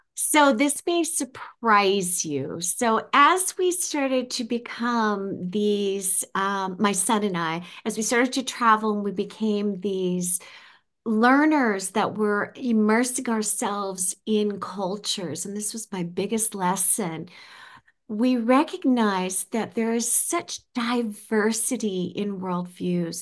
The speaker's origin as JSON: {"language": "English", "country": "United States", "said": "Coming from the United States as an American"}